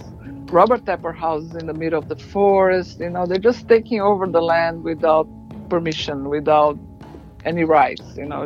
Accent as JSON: {"language": "English", "region": "São Paulo", "country": "Brazil", "tie": "born or raised there", "said": "I was born and raised in Brazil, in São Paulo, the biggest concrete jungle."}